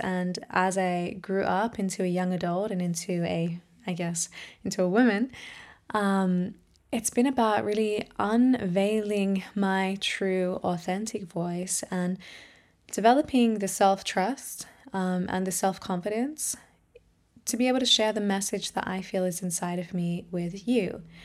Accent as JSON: {"language": "English", "country": "Australia", "moved": "yes", "lives_now": "Germany", "said": "I'm an Australian singer, musician, voice trainer, and empowerment coach."}